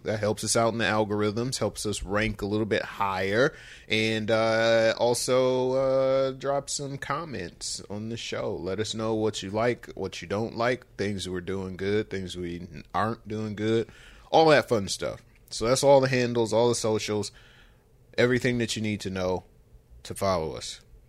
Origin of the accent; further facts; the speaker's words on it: Michigan, United States; So we are from Michigan, of course, and that's, you know, Eastern Standard Time.